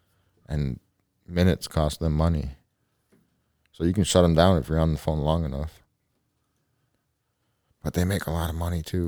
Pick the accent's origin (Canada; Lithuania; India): Canada; I'm Canadian, eh?